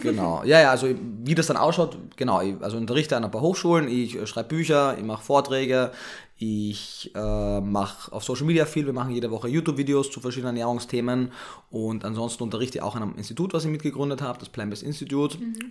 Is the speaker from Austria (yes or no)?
yes; Carinthia, Austria; moved away as an adult; also born or lived in Vienna, Austria; now in Berlin, Germany; Ich bin, wie man jetzt spätestens schon gehört hat, Österreicher, gebürtiger